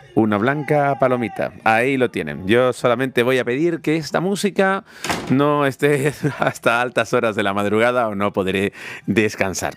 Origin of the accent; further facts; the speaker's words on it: Canary Islands, Spain; Yo que soy canario